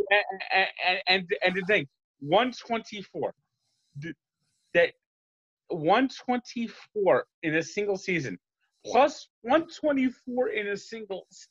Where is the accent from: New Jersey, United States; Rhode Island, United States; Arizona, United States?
New Jersey, United States; I'm from New Jersey.